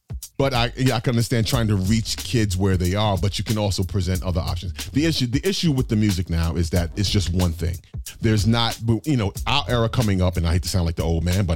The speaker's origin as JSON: {"language": "English", "town": "New York City", "region": "New York", "country": "United States", "tie": "born or raised there", "also_born_or_lived": "Florida / Atlanta", "moved": "as an adult", "said": "Born and raised in Brooklyn, and I came up in that 80s and 90s era of hip hop"}